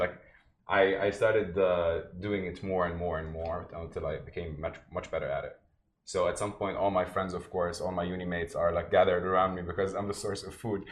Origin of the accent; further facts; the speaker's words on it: Jordan; also born or lived in Palestine (ancestry); now in Dubai, United Arab Emirates; I lived in Jordan most of my life, but I'm originally from Palestine, both parents